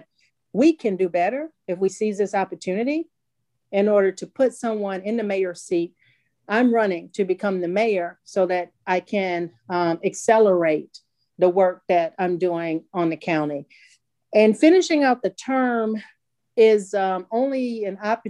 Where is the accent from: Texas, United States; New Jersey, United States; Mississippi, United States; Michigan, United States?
Mississippi, United States; Vicksburg; And so Vicksburg is my hometown.